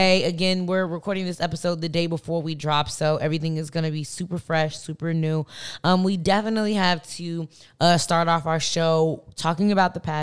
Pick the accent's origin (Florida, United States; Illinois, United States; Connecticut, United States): Illinois, United States; Chicago; now in Los Angeles, United States; we come from Chicago, south side of Chicago